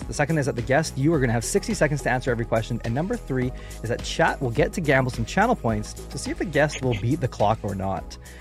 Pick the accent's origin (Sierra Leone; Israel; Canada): Canada; I am a Canadian podcaster